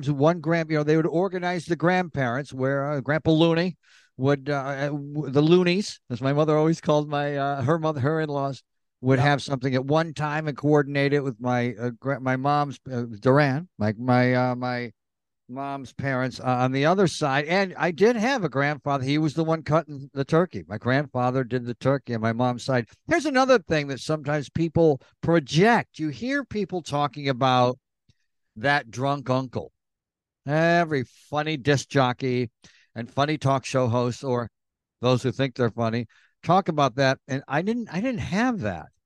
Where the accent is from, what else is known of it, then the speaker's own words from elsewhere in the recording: Elmira, New York, United States; I grew up in Europe, in Elmira.